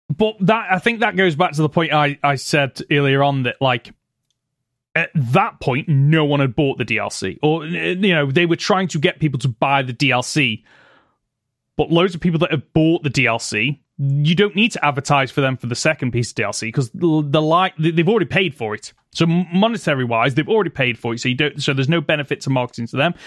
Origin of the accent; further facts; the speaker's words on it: United Kingdom; for us being Brits